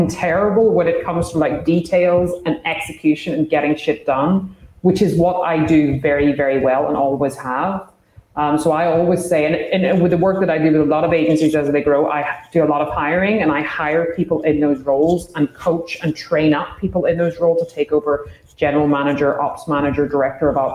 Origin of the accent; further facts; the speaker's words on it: Ireland; I'm Irish